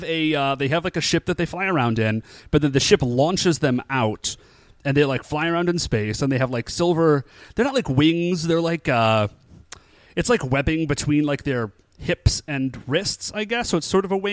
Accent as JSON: {"language": "English", "town": "Cleveland", "region": "Ohio", "country": "United States", "said": "we are from Cleveland"}